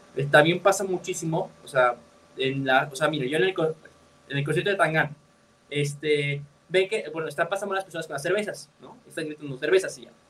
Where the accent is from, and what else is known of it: Mexico